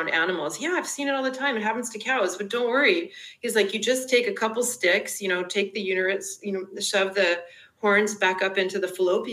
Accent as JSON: {"language": "English", "country": "Canada", "also_born_or_lived": "United Kingdom / Emeryville, California", "moved": "yes", "said": "being Canadian and living in the UK"}